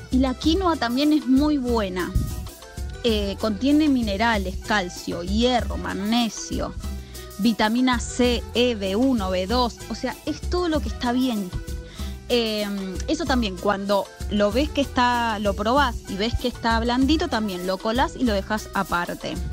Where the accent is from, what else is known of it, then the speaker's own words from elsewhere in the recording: Barrio Lanzones, Buenos Aires, Argentina; eh, soy de Barrio Lanzones